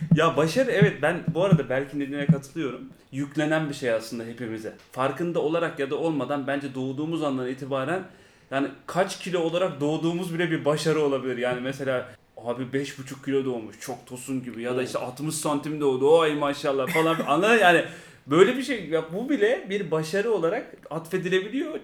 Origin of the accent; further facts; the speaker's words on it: England, United Kingdom; now in Turkey; Ben İngiltere'de doğdum. İngiltere'de büyüdüm. Native İngilizce konuşuyorum.